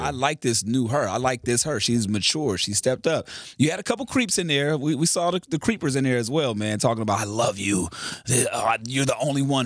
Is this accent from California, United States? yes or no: yes; Carson, California, United States; I'm from Carson